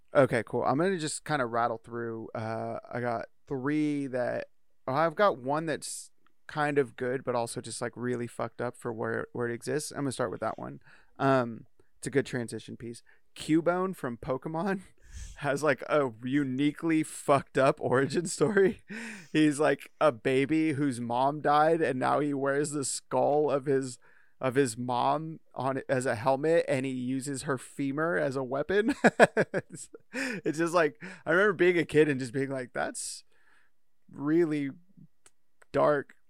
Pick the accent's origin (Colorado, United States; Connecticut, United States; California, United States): California, United States; Bay Area; moved away; we grew up in the Bay Area